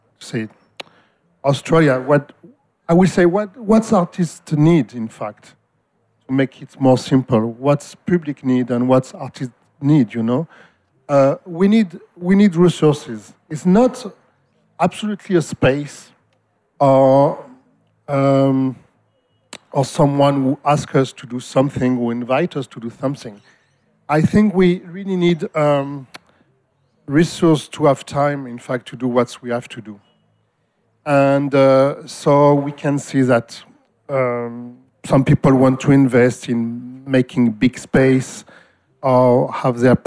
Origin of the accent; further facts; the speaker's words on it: Marseille, Provence-Alpes-Côte d'Azur, France; moved away as an adult; now in Australia; I came from Marseille, which is a very old city.